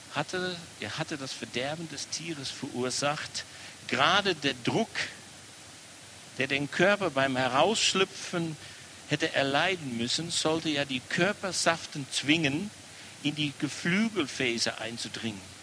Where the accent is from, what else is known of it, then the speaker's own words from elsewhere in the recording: Amsterdam, North Holland, Netherlands; German is a second language; now in Germany; An meiner Aussprache merkt man immer wieder, ich komme nicht aus Baden, bin hier in Amsterdam geboren